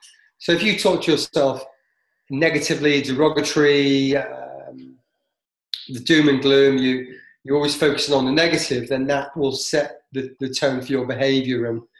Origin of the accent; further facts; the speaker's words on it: Canada; I'm from Canada.